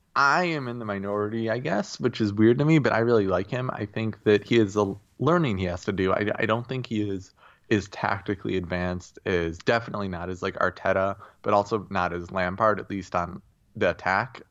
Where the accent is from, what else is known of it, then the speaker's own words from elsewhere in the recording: United States; I am an American